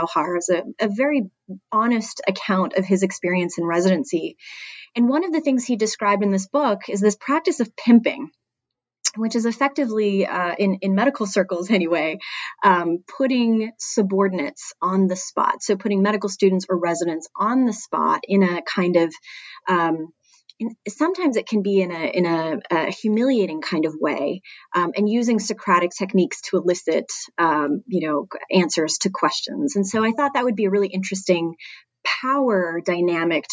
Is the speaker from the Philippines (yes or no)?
no; Canada; moved away; I'm originally from Canada